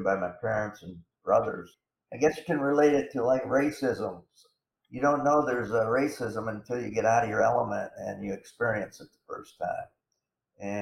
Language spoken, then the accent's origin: English; Corning, New York, United States; my hometown of Corning, New York